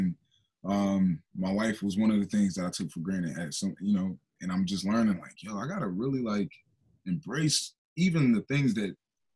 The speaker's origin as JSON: {"language": "English", "town": "Darby", "region": "Pennsylvania", "country": "United States", "tie": "born or raised there", "also_born_or_lived": "West Philadelphia / South Philadelphia / East Oak Lane, Philadelphia", "said": "I grew up in Derby most of my life"}